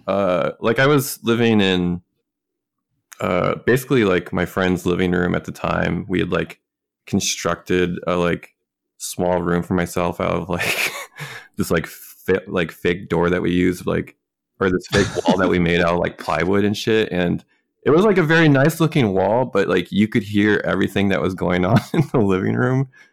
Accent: Minnesota, United States; moved away as an adult; also born or lived in West Coast; living on the West Coast for the first time after growing up in Minnesota

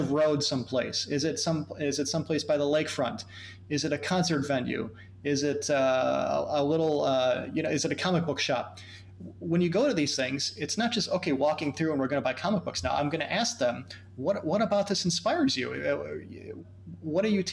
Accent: United States; being American workers

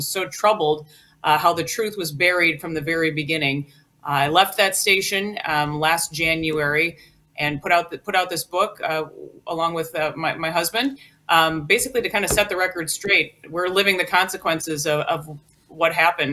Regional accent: Worthington, Minnesota, United States; I'm a Minnesota native, born and raised in Worthington, Minnesota, very southwest corner of the state

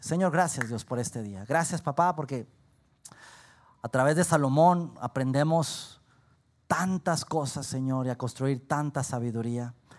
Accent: Saltillo, Coahuila, Mexico; los que somos aquí de Saltillo

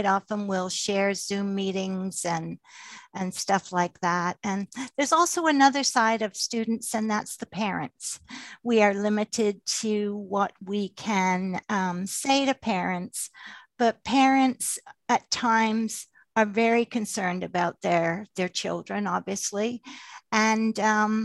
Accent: England, United Kingdom; moved away; I was born in England

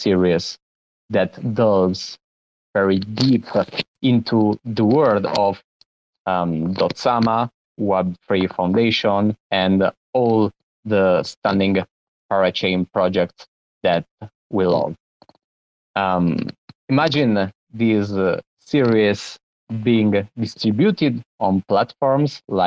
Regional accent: Italy; from Italy

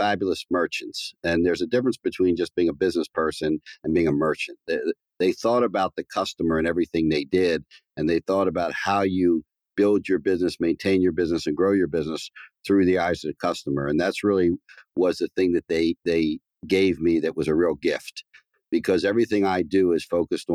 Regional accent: Baltimore, Maryland, United States; I grew up in a very kind of middle-class neighborhood

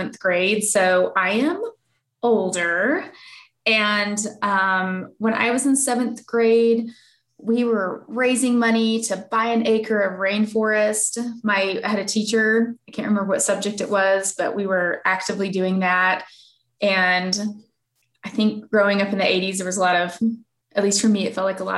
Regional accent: the South, United States; I grew up in the South that, like, I have distinct memory of what it smells like

